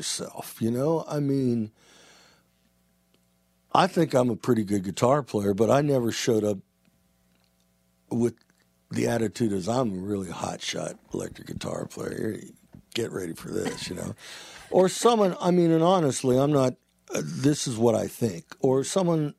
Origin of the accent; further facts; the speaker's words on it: Youngstown, Ohio, United States; moved away as an adult; I'm this guy from Youngstown, Ohio